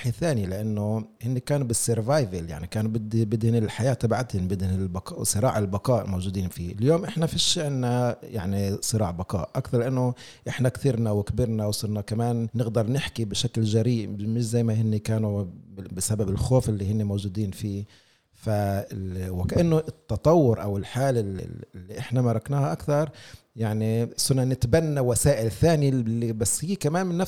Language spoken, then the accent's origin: Arabic; Palestine; واذا بدي اخذ النكبه كمثل احنا كفلسطينيين مقصرين بحق انفسنا بهذا الموضوع